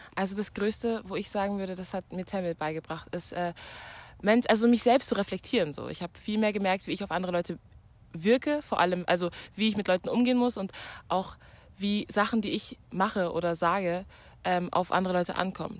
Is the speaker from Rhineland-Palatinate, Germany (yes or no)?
no; Munich, Bavaria, Germany; ich bin eigentlich aus München